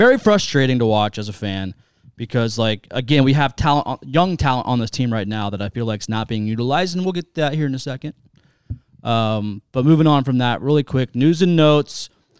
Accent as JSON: {"language": "English", "town": "Lancaster", "region": "Ohio", "country": "United States", "tie": "born or raised there", "lives_now": "Canal Winchester, United States", "said": "I grew up in Lancaster. I moved to Canal."}